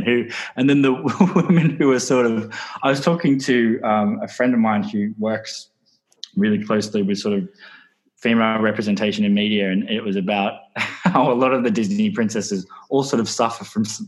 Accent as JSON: {"language": "English", "region": "London", "country": "United Kingdom", "tie": "born or raised there", "said": "I grew up in London"}